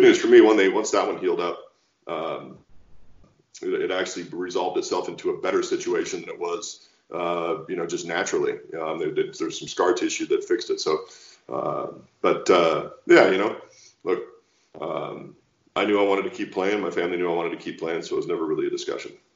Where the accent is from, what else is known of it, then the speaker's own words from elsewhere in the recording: Walla Walla, Washington, United States; launched a double back winery back in my hometown of Walla Walla, Washington